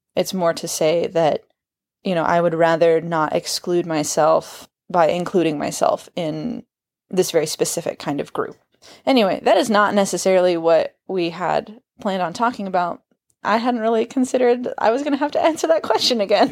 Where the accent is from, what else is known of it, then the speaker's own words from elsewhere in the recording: Kansas, United States; I am from Kansas.